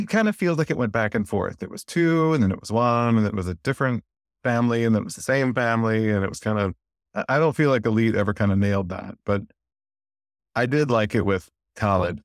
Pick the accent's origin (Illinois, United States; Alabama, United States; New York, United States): Alabama, United States; North; I grew up in North Alabama